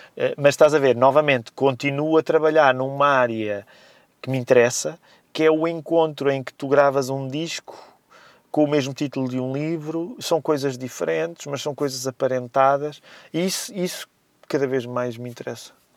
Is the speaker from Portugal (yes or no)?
yes; Amadora, Lisbon, Portugal; o bairro Janeiro, onde cresci na Amadora